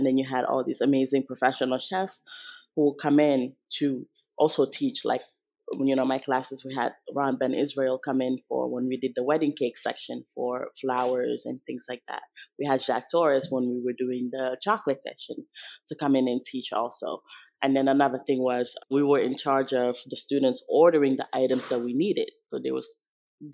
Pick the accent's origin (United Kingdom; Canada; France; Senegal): Senegal; moved away; growing up in Senegal, all the bakeries there are French bakeries